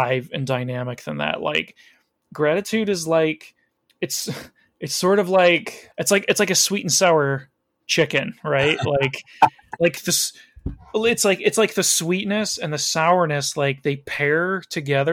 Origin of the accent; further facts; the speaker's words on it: Chicago, Illinois, United States; I was born in the Chicago area